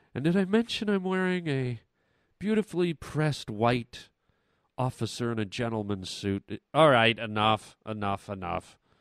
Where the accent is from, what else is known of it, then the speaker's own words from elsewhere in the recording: Canada; we grew up in Canada.